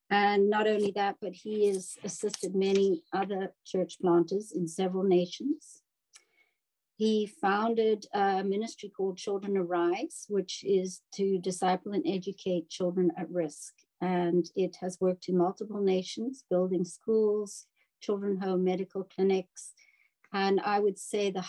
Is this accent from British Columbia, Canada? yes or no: yes; Victoria, British Columbia, Canada; we're from Victoria, I'm from Victoria